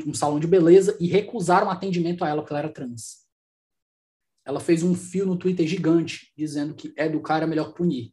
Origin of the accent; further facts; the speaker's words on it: Brazil; os outros países me identificam como brasileiro